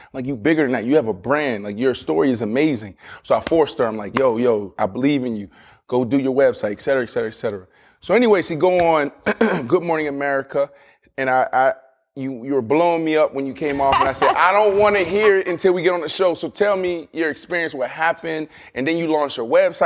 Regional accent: Pittsburgh, Pennsylvania, United States; I'm from Pittsburgh, Pennsylvania, blue collar, kinda same type of upbringing

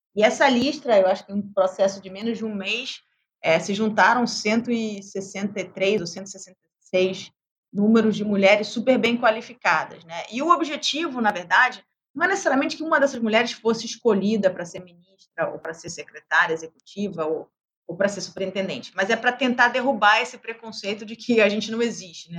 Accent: Brazil; como brasileira

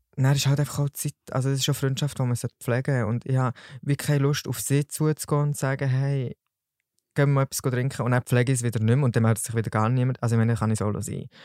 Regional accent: Solothurn, Switzerland; ich bin 21 und komme von Solothurn

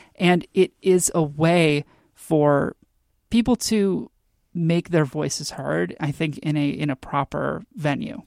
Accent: Texas, United States; now in Washington, United States; I'm from Texas and I really miss it

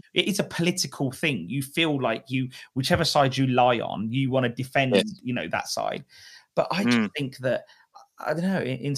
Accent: United Kingdom; as British people

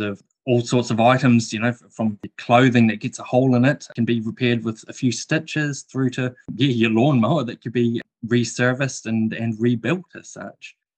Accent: New Zealand; as a Kiwi

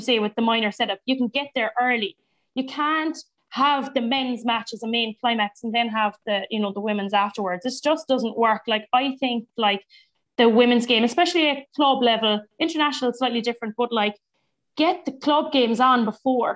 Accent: Munster, Ireland; moved away; also born or lived in Mallow; I used to tell them I was from Munster

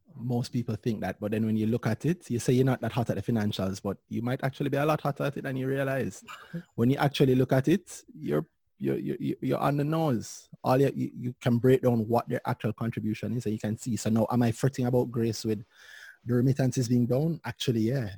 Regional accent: Jamaica; as a Jamaican

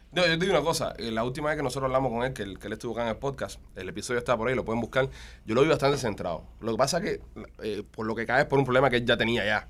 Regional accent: Cuba; moved away; Ya somos cubanos. La gente sabe que nosotros somos cubanos

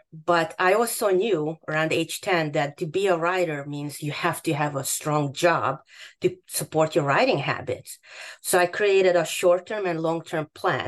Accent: Hungary; English is a second language; moved away as an adult; also born or lived in Boston; now in United States; My background is that I grew up in Hungary.

